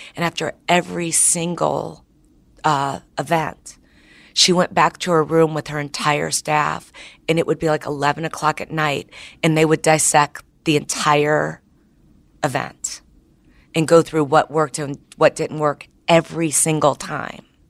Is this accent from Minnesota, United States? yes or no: no; Chicago, Illinois, United States; now in San Francisco, United States; I'm from Chicago